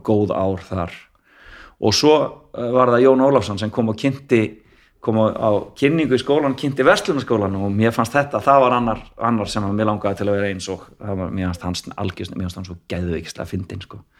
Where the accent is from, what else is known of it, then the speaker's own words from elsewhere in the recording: Reykjavík, Capital Region, Iceland; ég fættur á fórölda mínu bygg á Vestugötu 45